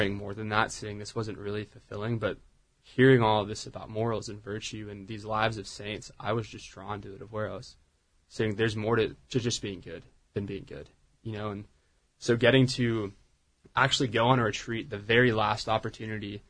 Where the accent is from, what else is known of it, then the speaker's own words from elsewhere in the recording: Orange County, California, United States; moved away as an adult; also born or lived in Laguna Niguel, California; now in Dallas, United States; I grew up in Orange County